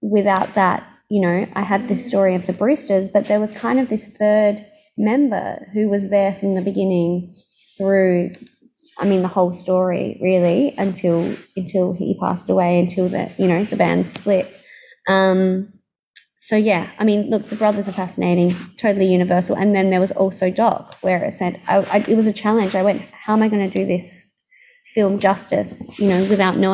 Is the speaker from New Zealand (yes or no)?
no; Australia; my childhood growing up in Australia